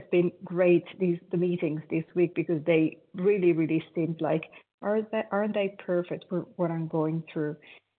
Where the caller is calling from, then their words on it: Italy; I am calling from Italy.